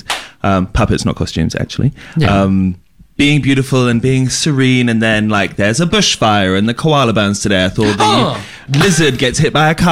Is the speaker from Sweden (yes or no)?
no; Jersey; moved away as an adult; now in Melbourne, Australia; I'm from a little island in between France and England called Jersey